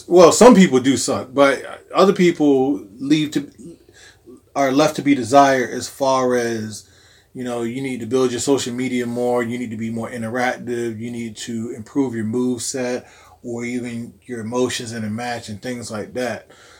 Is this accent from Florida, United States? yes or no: no; New York, United States; also born or lived in Virginia; Like, I know I'm from New York and to Virginia